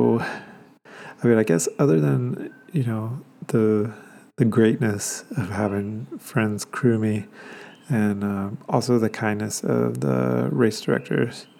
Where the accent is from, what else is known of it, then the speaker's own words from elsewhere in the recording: Georgia, United States; moved away; also born or lived in Atlanta, Georgia; This particular 100-miler takes place in my hometown, so it was all together, kind of like, you know, going back to see my family, going back to see my friends from high school, getting to see the town that I spent my high school years